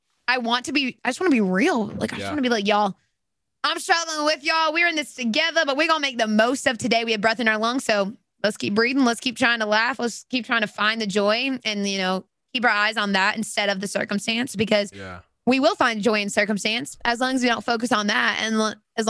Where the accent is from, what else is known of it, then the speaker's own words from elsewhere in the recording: Alabama, United States; I'm from Alabama